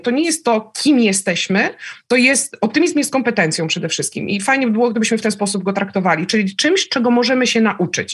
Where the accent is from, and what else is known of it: Szczecin, West Pomeranian Voivodeship, Poland; born or raised there; also born or lived in Lublin